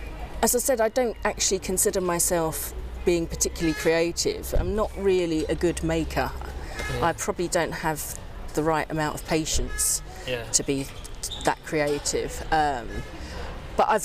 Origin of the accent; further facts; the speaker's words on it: London, United Kingdom; my mum got great pleasure sending me, a mixed race child in South London, off to school in a dirndl dress